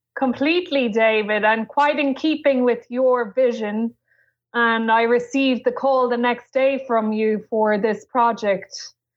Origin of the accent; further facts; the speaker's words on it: Ireland; I am Irish